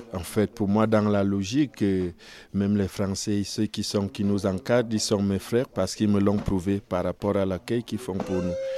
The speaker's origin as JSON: {"language": "French", "town": "Yaoundé", "region": "Centre", "country": "Cameroon", "moved": "as an adult", "lives_now": "France", "said": "je, je viens du Cameroun"}